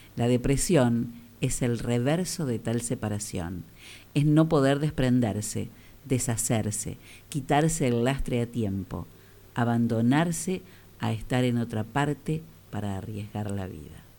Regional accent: General Villegas, Buenos Aires Province, Argentina; soy de Villegas, no soy porteño.

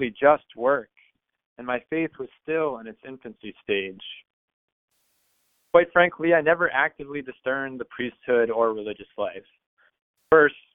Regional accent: United States; I am Irish, American, Catholic

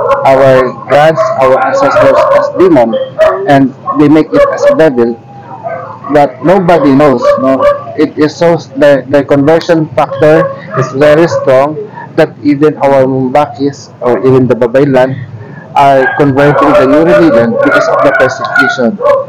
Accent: Philippines; This is the identity of us being a Filipino.

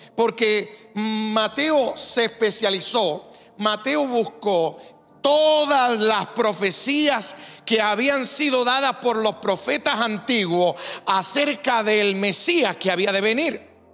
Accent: Puerto Rico; Como buenos puertorriqueños

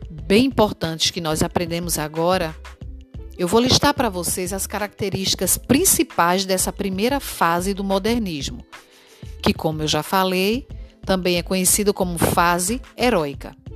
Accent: Brazil

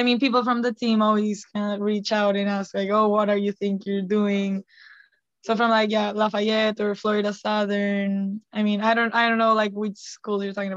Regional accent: Colombia; moved away as an adult; from Colombia

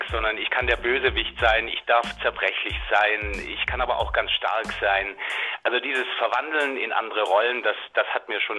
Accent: Rottweil, Baden-Württemberg, Germany; Habe ich gesungen bei den Rottweiler Münstersängerknaben. Also Rottweil ist meine Heimatstadt und äh, das war, ist ein sehr renommierter Chor.

